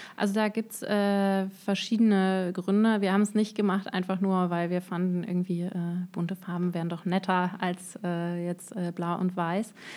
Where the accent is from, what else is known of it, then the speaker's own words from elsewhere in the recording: Düsseldorf, North Rhine-Westphalia, Germany; moved away as an adult; also born or lived in Cologne; now in Darmstadt, Germany; geboren und aufgewachsen bin ich in Düsseldorf